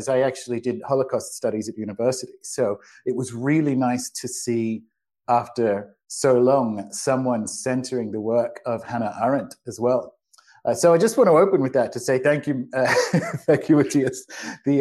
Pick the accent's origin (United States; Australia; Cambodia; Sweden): Australia; now in Paraguay; You can maybe tell or not in my accent. I'm not native to Paraguay. I am Australian.